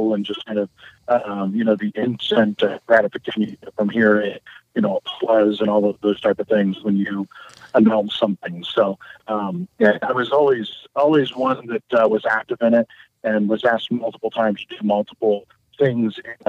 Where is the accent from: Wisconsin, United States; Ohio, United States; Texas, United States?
Ohio, United States; Pleasant Hill; born or raised there; also born or lived in Ashland, Ohio / Fairborn, Ohio